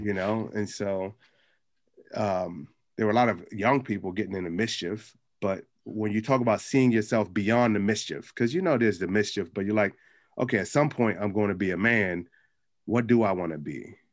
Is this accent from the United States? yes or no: yes; Capitol Heights, Maryland, United States; growing up in Capitol Heights